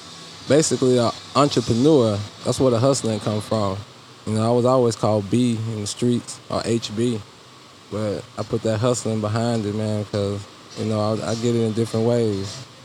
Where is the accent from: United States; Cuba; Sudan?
United States; Houston, Texas; born there; now in Spring, United States; I was born here in Houston. This is where I was born. And so I just recently moved back to Spring.